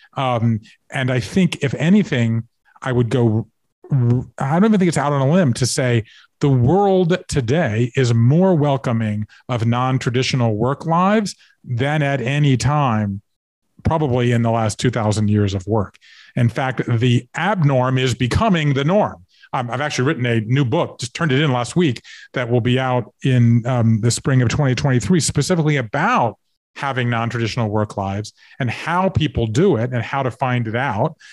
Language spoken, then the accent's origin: English; Savannah, Georgia, United States; moved away as an adult; I grew up, you know, in in in Savannah, Georgia, right, in a suburb